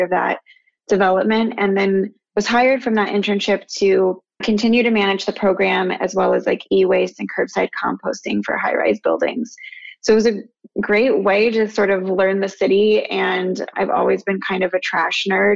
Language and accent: English; Albuquerque, New Mexico, United States; moved away as an adult; also born or lived in Phoenix, Arizona; now in New York, United States; I grew up in Albuquerque, New Mexico, very different from New York